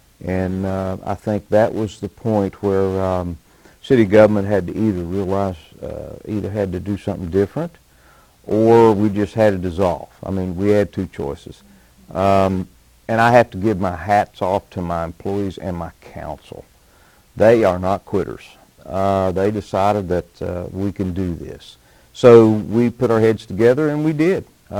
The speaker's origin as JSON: {"language": "English", "town": "Spencer", "region": "West Virginia", "country": "United States", "tie": "born or raised there", "also_born_or_lived": "Cabin Creek area, West Virginia", "lives_now": "Montgomery, United States", "said": "I was born in Spencer, West Virginia."}